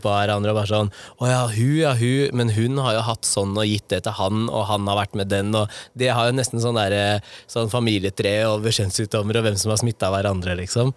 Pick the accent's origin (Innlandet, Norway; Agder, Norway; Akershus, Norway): Akershus, Norway; Nittedal; Der hvor jeg vokste opp, i Nittedal